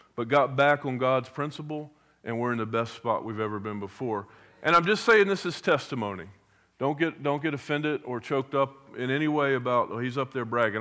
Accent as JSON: {"language": "English", "area": "Hampton Roads", "region": "Virginia", "country": "United States", "tie": "born or raised there", "said": "I grew up in Hampton Roads"}